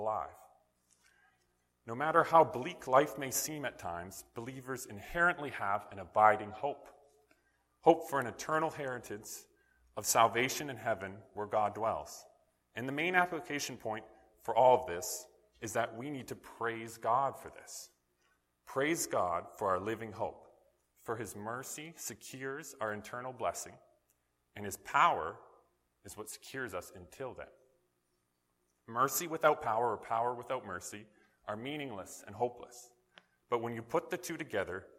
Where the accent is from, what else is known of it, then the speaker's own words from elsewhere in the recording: northern British Columbia, Canada; what would eventually become my hometown in northern BC